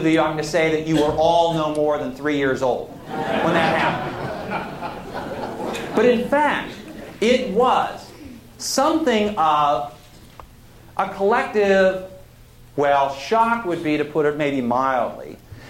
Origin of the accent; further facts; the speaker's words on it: Oregon, United States; I grew up in Oregon